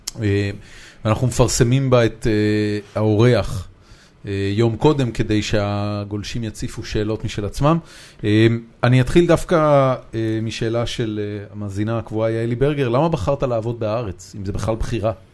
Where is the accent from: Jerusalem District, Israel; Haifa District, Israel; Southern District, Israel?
Haifa District, Israel; Haifa; moved away as an adult; now in Tel Aviv, Israel; בתור מישהו שגדל בחיפה